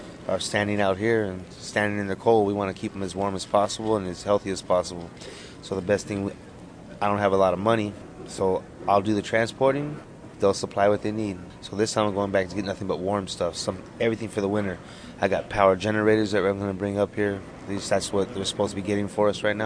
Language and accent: English; Wind River, Wyoming, United States; now in Los Angeles, United States; From Arapahoe Nation, Wind River